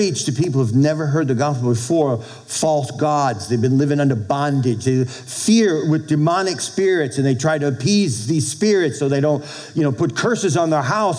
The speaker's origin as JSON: {"language": "English", "town": "Boston", "region": "Massachusetts", "country": "United States", "also_born_or_lived": "Texas", "moved": "as an adult", "lives_now": "Minnesota, United States", "said": "I'm from Boston"}